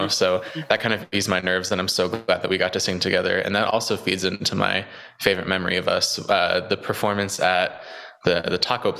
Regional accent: Charlotte, North Carolina, United States; I am from Charlotte, North Carolina. I am 23 years old.

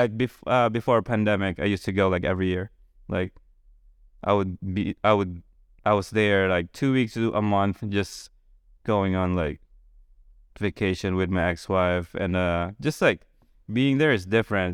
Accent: Philippines; moved away as an adult; also born or lived in Boston, United States; now in Charleston, United States; still growing up in the Philippines

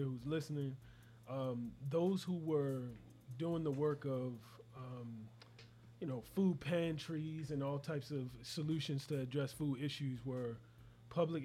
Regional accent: Baltimore, Maryland, United States; I'm coming in from Baltimore, Maryland

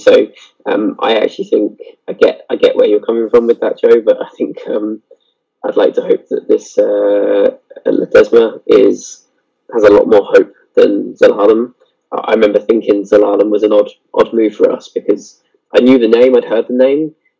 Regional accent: Scotland, United Kingdom; now in England; I was born in Scotland

